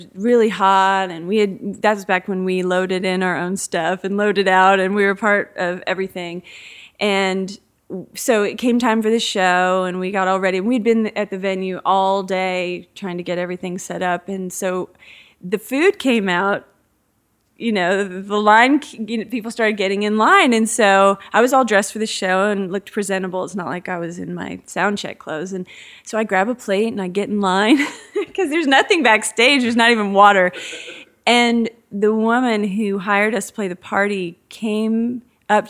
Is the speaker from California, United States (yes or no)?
no; Dallas, Texas, United States; also born or lived in Georgetown, Texas; now in Lakeway, United States; Growing up in Dallas